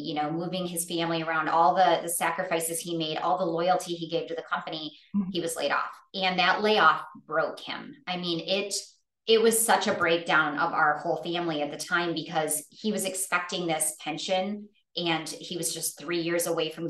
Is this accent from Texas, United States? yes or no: no; Michigan, United States; moved away as an adult; I grew up in Michigan. I spent the first 40 years of my life there, born and raised